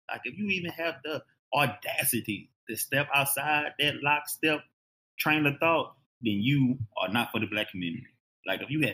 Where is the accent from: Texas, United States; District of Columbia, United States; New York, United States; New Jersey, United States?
Texas, United States; Houston; moved away; also born or lived in Phoenix / Shreveport, Louisiana; I grew up in Houston